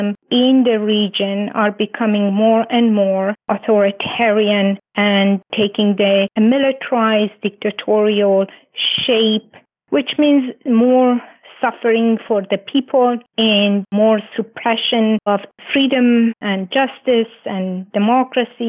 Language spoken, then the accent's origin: English; Iran; also born or lived in Canada; now in Toronto, Canada; I'm originally from Iran and living in what I call perpetual exile in Canada